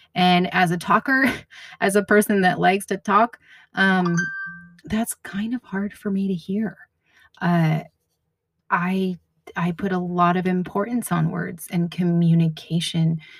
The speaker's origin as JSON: {"language": "English", "region": "New England", "country": "United States", "tie": "born or raised there", "moved": "yes", "lives_now": "Washington, United States", "said": "I grew up in New England and I grew up with a lot of snow"}